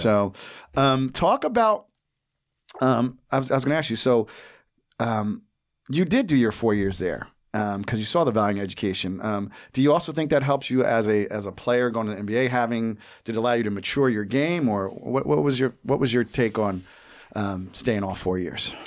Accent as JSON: {"language": "English", "region": "New Jersey", "country": "United States", "tie": "born or raised there", "said": "I grew up in New Jersey and I live there now again"}